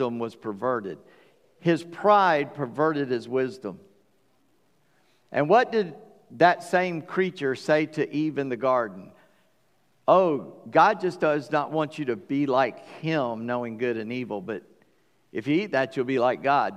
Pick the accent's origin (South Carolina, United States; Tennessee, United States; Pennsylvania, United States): South Carolina, United States; Charleston; When I was born on July 21st, 1959, at 5:18 in the morning, weighing 8:15 in St. Francis Hospital, Charleston, South Carolina